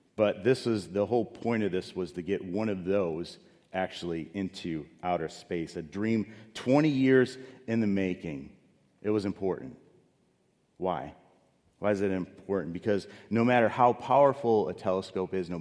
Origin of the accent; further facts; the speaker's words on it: Chicago, Illinois, United States; moved away; I grew up in Chicago